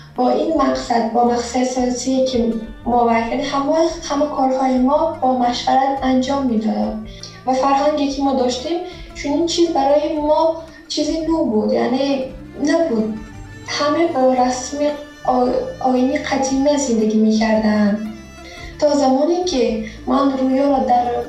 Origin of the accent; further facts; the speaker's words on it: Tajikistan; now in Georgia; در تاجیکستان به دنیا آمدم هم با آیلم در گرجستان داریم زندگی میکنیم